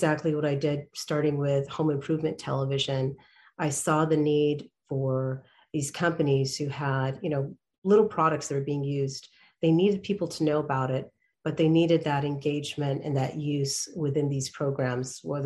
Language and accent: English; Canada; I was born in Canada and I started my interest in production over there